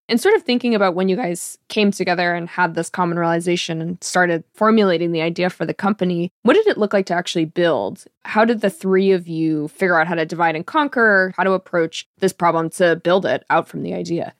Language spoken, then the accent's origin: English; Georgetown, Massachusetts, United States; I grew up in Georgetown near Newburyport